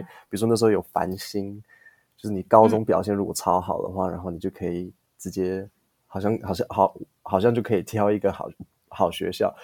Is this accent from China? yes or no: no; Taiwan; 我国中、高嗯。中、大学，我每一张毕业证书都是台湾发的